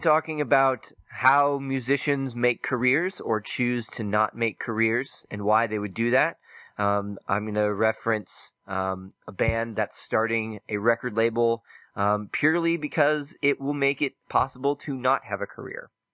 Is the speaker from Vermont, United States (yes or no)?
no; Oklahoma, United States; moved away; I'm from Oklahoma originally